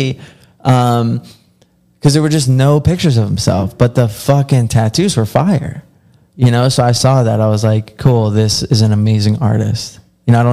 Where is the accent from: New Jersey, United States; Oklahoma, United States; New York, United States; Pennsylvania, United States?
Pennsylvania, United States; Philadelphia; moved away; I grew up around Philly